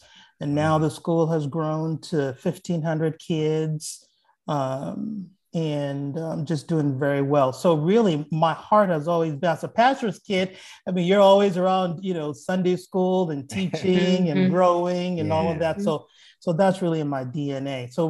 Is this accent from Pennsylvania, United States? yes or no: yes; Lower Merion, Pennsylvania, United States; born there; So for me, well, I was born in Lower Merion, Pennsylvania. Actually, that's where I was born.